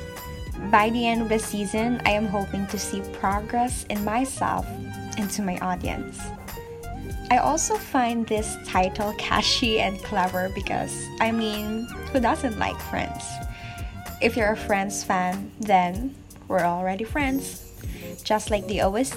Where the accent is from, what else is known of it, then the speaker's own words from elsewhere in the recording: Philippines; from the Philippines